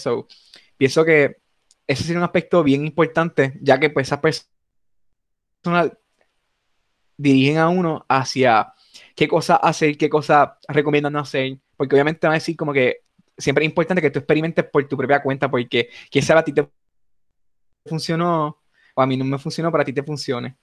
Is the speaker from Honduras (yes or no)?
no; Puerto Rico; nos distinguen como puertorriqueños